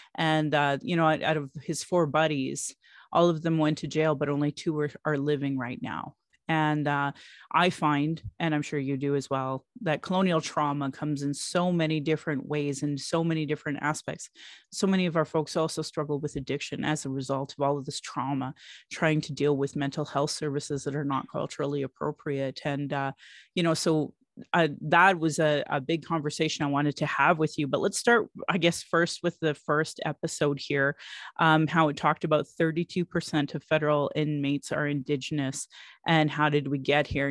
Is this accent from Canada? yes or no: yes; Calgary, Alberta, Canada; I was born in Calgary